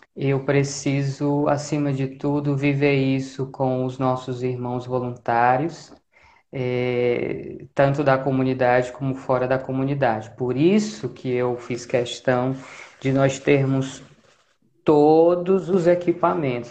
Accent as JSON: {"language": "Portuguese", "town": "Fortaleza", "region": "Ceará", "country": "Brazil", "tie": "born or raised there", "moved": "as an adult", "lives_now": "Natal, Brazil", "said": "eu sou natural de Fortaleza"}